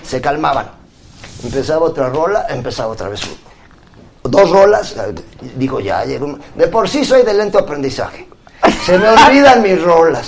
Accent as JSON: {"language": "Spanish", "region": "Puebla", "country": "Mexico"}